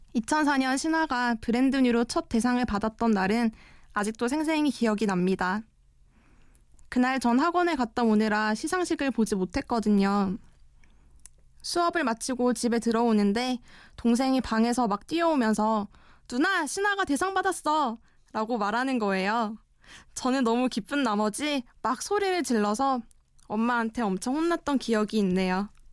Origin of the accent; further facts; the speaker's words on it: Mungyeong, North Gyeongsang, South Korea; moved away as an adult; now in Seoul, South Korea; 저는 경북 문경에서 자랐는데요